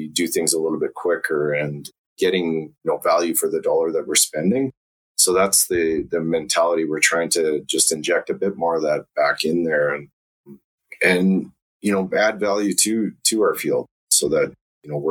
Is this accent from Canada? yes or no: yes; Calgary, Alberta, Canada; I grew up in Calgary, so I'm native Calgarian, or just outside of Calgary, actually, on a farm